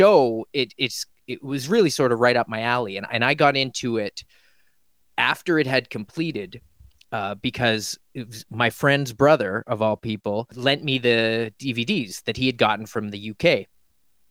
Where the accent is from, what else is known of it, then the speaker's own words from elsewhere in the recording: Halifax, Nova Scotia, Canada; now in Toronto, Canada; I grew up in Halifax, Nova Scotia, which is on the East Coast